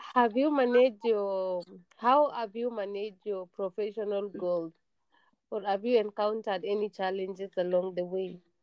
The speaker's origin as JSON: {"language": "English", "country": "Kenya", "said": "I am from Kenya"}